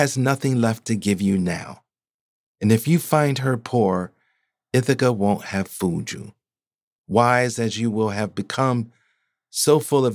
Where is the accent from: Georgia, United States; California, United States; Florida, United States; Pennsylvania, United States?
Pennsylvania, United States; my home state certainly delivers on creative town names, like the aspirational of Paradise, Pennsylvania